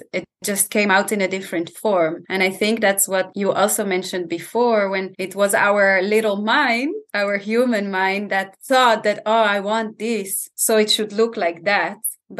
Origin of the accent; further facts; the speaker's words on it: Italy; I grew up, my parents are Dutch, but I grew up in Italy because they were traveling a lot and they created their dream where they started an organic farm in Italy. That's where I grew up.